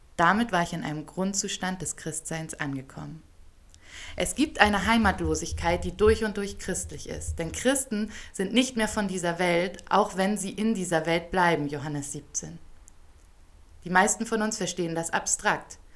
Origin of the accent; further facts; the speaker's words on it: Hamburg, Germany; moved away as an adult; now in Ethiopia; in Hamburg, wo ich groß geworden bin